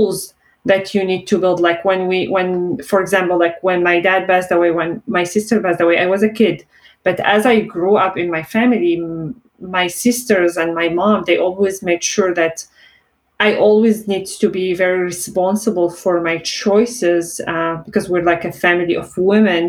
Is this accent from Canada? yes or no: no; Syria; born or raised there; English is a second language; moved away as an adult